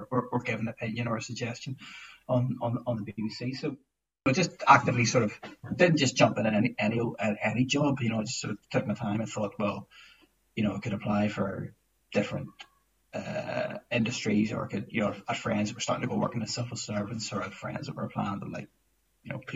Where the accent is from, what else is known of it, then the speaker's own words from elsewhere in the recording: Belfast, Northern Ireland, United Kingdom; moved away as an adult; I grew up in Belfast